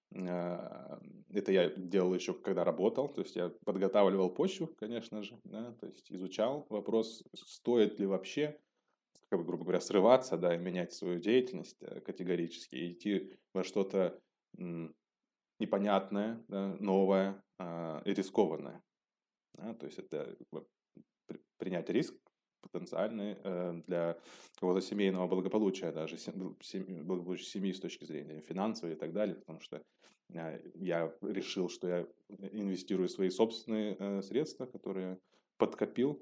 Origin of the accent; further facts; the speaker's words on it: Elista, Kalmykia, Russia; moved away as an adult; also born or lived in Moscow, Russia / Düsseldorf, Germany; now in Germany; я родом из, из России, из города Элиста, это республика Калмыкия